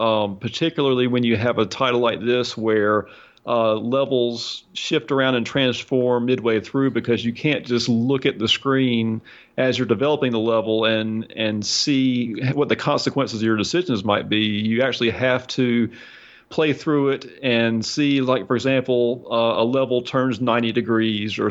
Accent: United States

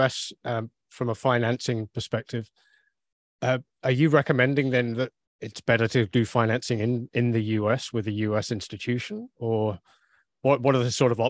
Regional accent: United Kingdom; now in Canada; my home country, the UK

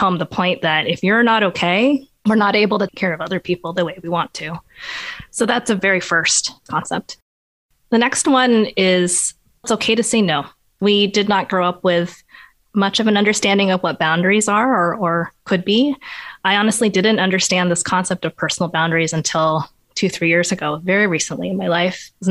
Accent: Portland, Oregon, United States; also born or lived in Rhode Island; I grew up in Portland, Oregon, so I was born here

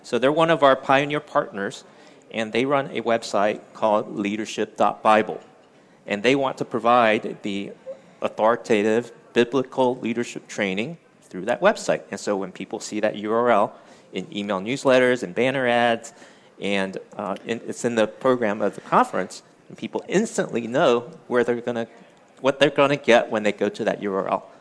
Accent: Washington D.C. area, District of Columbia, United States; moved away as an adult; also born or lived in Taiwan / Winchester, Virginia; now in California, United States; I'm Chinese American, born in Taiwan, came to the U.S. when I was eight, and I grew up around, grew up around the Washington D.C. area

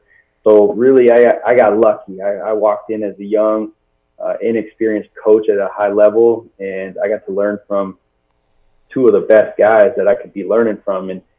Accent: Seattle, Washington, United States; I grew up in the Seattle area

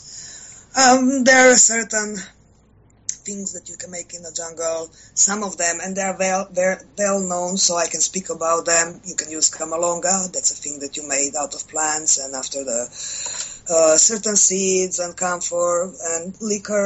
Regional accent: Croatia; I am from Croatia

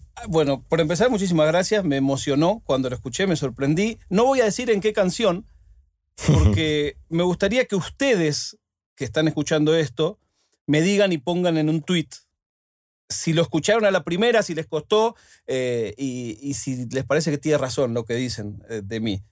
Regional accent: Buenos Aires, Argentina; moved away; also born or lived in Spain; mi ciudad

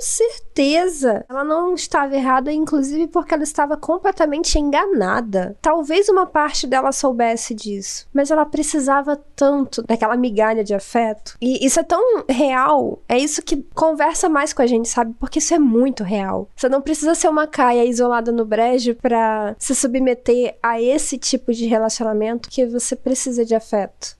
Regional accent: Rio de Janeiro, Brazil; now in Cabo Frio, Brazil; eu não sou de Cabo Frio, eu sou do Rio de Janeiro

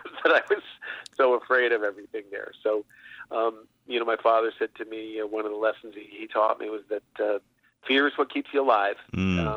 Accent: Connecticut, United States; moved away; also born or lived in Boston / New York City; I was born and raised in Connecticut

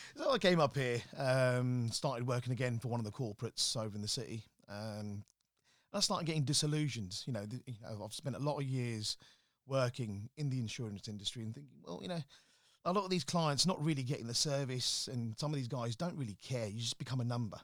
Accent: Slough, South East England, United Kingdom; moved away as an adult; also born or lived in London; now in Birmingham, United Kingdom; Growing up in Slough wasn't, uh, the easiest of things

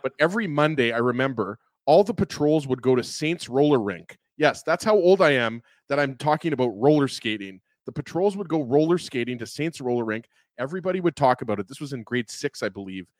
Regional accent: Winnipeg, Manitoba, Canada; I went to Kelvin High School

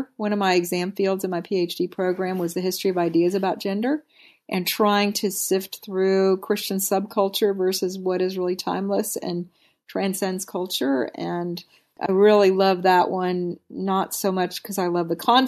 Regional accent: Willamette Valley, Oregon, United States; now in Texas, United States; grew up in the Willamette Valley on the river

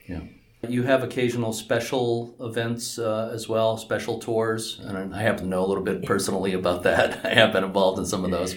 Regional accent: Lynn, Massachusetts, United States; I'm a local guy. You know, I grew up in Lynn

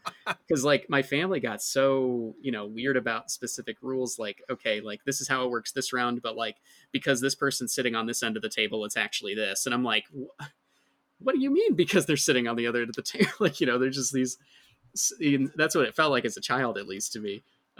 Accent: Midwest, United States; growing up with my family. Cause you know, I'm from the Midwest, you know, my family.

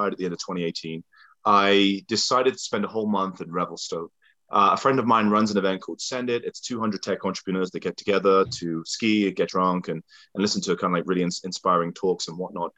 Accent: England, United Kingdom; moved away; As a kid growing up in England, born in 83

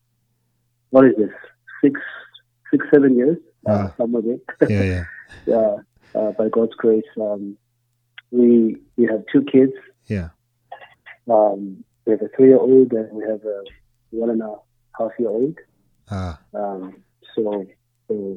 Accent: Emalahleni, Mpumalanga, South Africa; now in Pretoria, South Africa; We're from there and grew up there, and my family's still there

